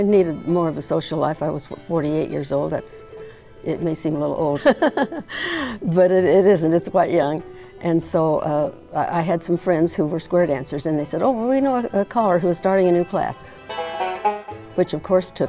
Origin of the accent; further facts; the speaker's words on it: New Mexico, United States; also born or lived in Northern California; now in Loma Linda, United States; I was born in New Mexico in 1930, in the beginning of the Great Depression